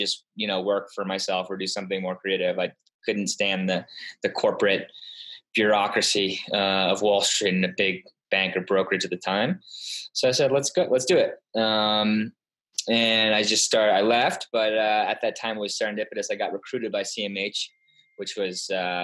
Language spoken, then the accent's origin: English; Darien, Connecticut, United States; also born or lived in Tarrytown, New York; spent most of my life in Connecticut, in Darien, graduated from Darien High School in 2003.